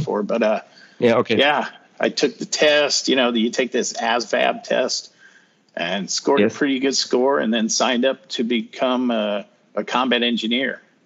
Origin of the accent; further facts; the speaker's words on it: Greeley, Colorado, United States; moved away as an adult; also born or lived in Denver, Colorado; now in North Carolina, United States; raised in northern Colorado in a city called Greeley.